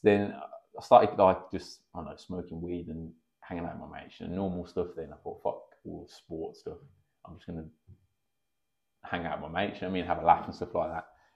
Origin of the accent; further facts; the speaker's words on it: Birmingham, West Midlands, United Kingdom; also born or lived in Erdington / Sutton Coldfield; I grew up in Erdington originally. Then we moved to Sutton when I was in primary school